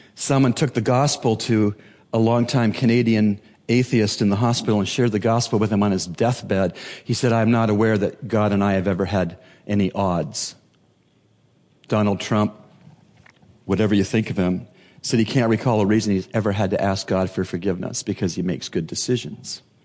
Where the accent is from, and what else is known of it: Bahamas